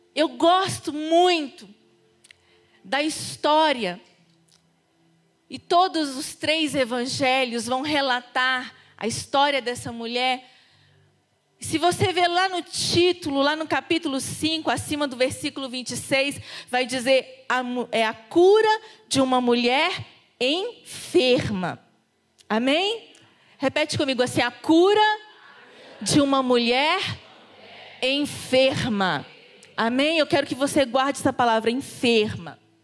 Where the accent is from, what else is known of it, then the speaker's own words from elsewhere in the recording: Nova Lima, Minas Gerais, Brazil; Minha terra abençoada. Então eu venho de lá